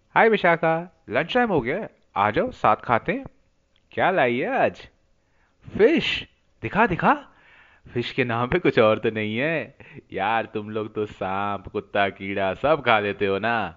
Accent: Assam, India; moved away; जब से मैं नॉर्थ ईस्ट से बाहर कदम रखा है

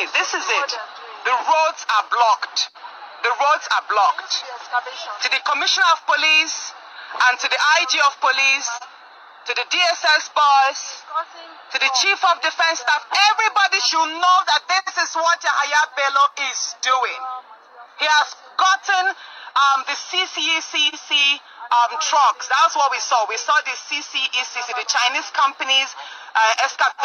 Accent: Okene/Okehi, Kogi, Nigeria; my hometown

